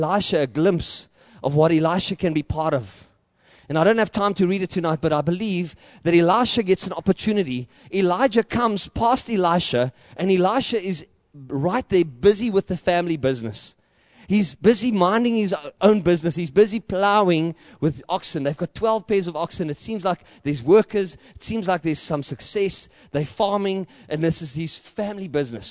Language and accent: English; South Africa; accent: boer; also born or lived in Johannesburg / Klerksdorp; I know I speak like a boer. If I speak English, I sound like a Dutchman. And if I speak Afrikaans, I sound like a Roynak.